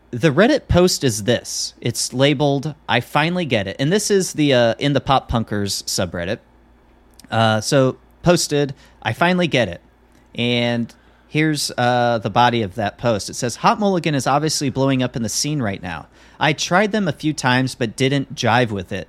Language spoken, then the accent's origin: English; Midwest, United States; John and I, we grew up in the Midwest